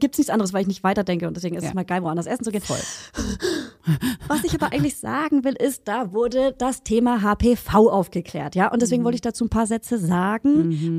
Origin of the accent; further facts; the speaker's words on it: a village near Hof, Bavaria, Germany; also born or lived in Hof, Germany / Friedrichshain, Berlin, Germany; now in Berlin, Germany; in meinem Dorf, wo ich herkomme, und in der Stadt Hof